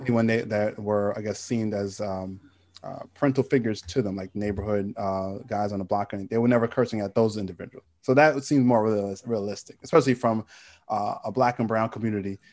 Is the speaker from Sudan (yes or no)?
no; New York City, New York, United States; I'm from Queens